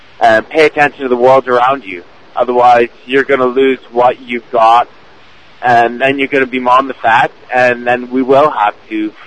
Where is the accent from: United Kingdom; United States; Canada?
Canada; I'm from Canada